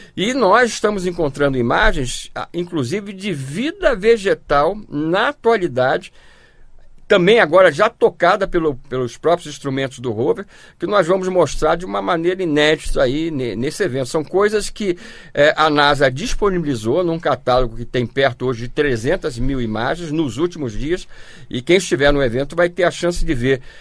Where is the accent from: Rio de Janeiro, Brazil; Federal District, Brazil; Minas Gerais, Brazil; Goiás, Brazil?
Rio de Janeiro, Brazil; nós somos do Rio de Janeiro